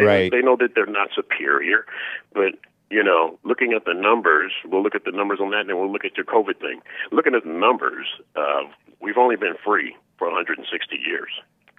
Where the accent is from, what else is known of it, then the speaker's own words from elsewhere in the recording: Lake Charles, Louisiana, United States; born there; because I was born in Lake Charles, Louisiana, and I'm glad I wasn't raised there.